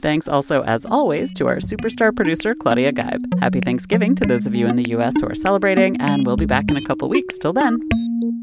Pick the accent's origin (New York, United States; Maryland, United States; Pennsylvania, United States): Maryland, United States; moved away as an adult; also born or lived in Boston; I grew up in Maryland and then moved to Boston a little after college